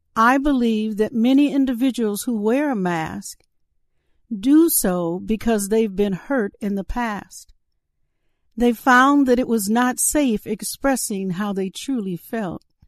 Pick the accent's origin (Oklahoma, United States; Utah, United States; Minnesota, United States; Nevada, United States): Minnesota, United States; Saint Paul; My hometown is Saint Paul, Minnesota.